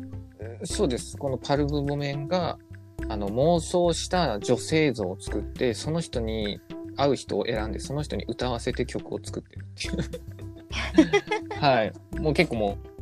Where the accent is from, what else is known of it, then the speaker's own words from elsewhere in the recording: Nagasaki, Japan; あの方も同じ俺と長崎出身なんですよ